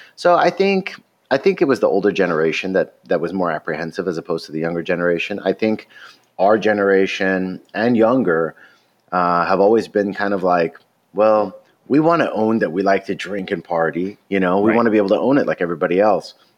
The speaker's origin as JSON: {"language": "English", "region": "Alabama", "country": "United States", "tie": "born or raised there", "moved": "yes", "lives_now": "Los Angeles, United States", "said": "I grew up in Alabama when I was a kid"}